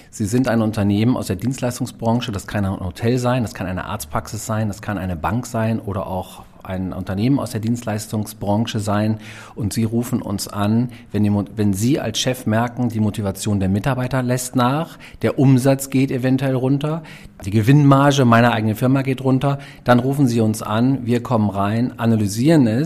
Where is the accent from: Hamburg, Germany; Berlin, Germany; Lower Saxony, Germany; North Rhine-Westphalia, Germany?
Lower Saxony, Germany; Also {S2} ich komme tatsächlich aus Niedersachsen.